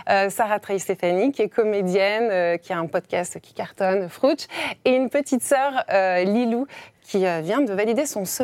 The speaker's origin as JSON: {"language": "French", "town": "Grenoble", "region": "Auvergne-Rhône-Alpes", "country": "France", "tie": "born or raised there", "said": "avril 88 euh, à Grenoble. À Grenoble. Et où avez-vous grandi À Grenoble toujours À Grenoble aussi, dans les belles montagnes."}